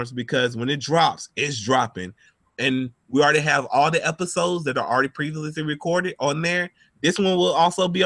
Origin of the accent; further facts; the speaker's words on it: Georgia, United States; I'm from Georgia